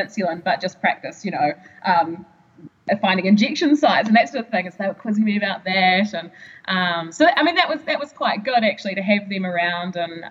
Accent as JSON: {"language": "English", "town": "Gore", "region": "Southland", "country": "New Zealand", "tie": "born or raised there", "also_born_or_lived": "Dunedin", "said": "between there and home, I was traveling up and down to see, you know, my GP in Gore"}